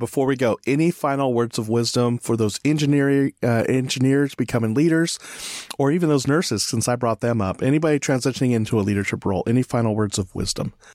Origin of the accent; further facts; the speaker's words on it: California, United States; moved away; I'm from California, originally